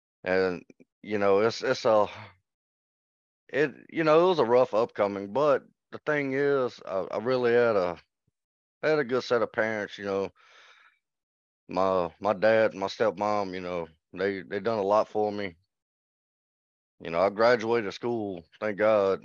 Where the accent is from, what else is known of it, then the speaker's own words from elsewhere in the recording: Baton Rouge, Louisiana, United States; I was born in Baton Rouge, Louisiana